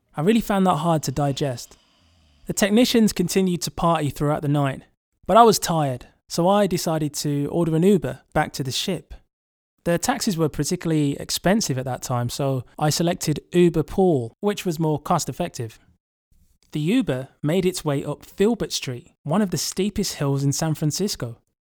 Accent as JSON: {"language": "English", "region": "England", "country": "United Kingdom", "said": "They could tell I was from England"}